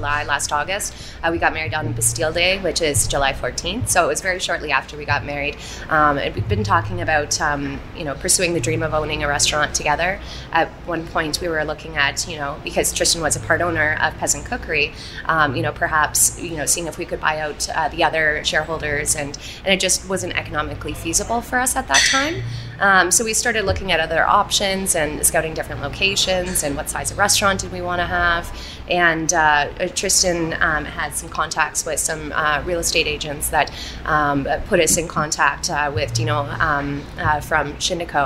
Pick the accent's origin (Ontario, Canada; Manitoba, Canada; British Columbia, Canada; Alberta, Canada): Manitoba, Canada; Winnipeg; moved away as an adult; I was born and raised in Winnipeg, but I moved away for 10 years